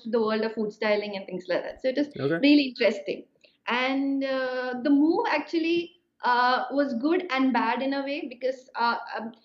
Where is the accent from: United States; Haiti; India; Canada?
India; Kerala; moved away as an adult; now in Italy; my hometown in Kerala, in the south of India.